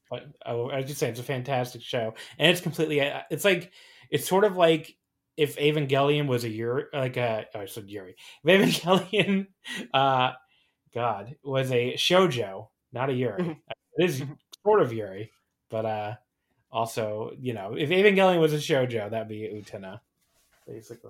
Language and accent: English; New Jersey, United States; I grew up a lot in New Jersey